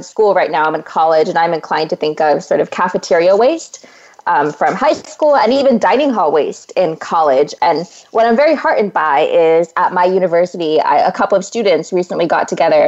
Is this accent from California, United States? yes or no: yes; Central Valley of California, United States; moved away as an adult; I come from the Central Valley of California, which is just a bounty of wonderful agricultural produce.